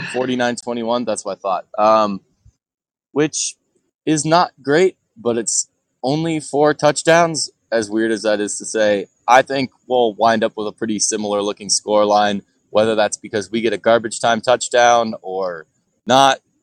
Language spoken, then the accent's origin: English; Chicago, Illinois, United States; moved away; a formerly Chicago boy